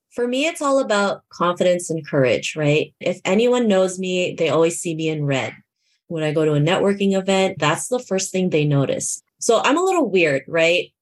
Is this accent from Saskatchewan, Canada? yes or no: no; Toronto, Ontario, Canada; I grew up in Toronto, Canada